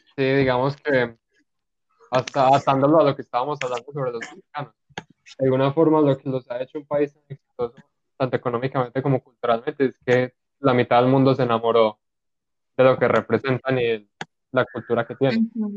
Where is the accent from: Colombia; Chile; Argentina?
Colombia; uno siendo colombiano